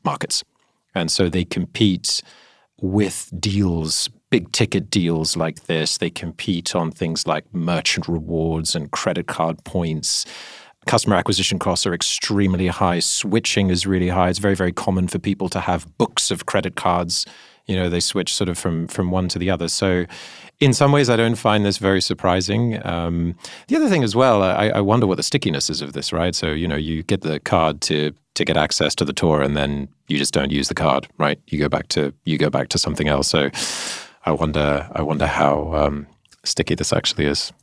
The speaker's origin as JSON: {"language": "English", "country": "Singapore", "tie": "born or raised there", "said": "I grew up in Singapore"}